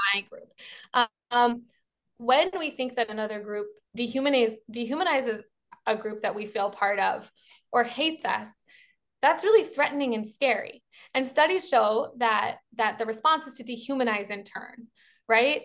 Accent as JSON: {"language": "English", "town": "Baltimore", "region": "Maryland", "country": "United States", "said": "I'm from Baltimore, so I'm a Baltimorean"}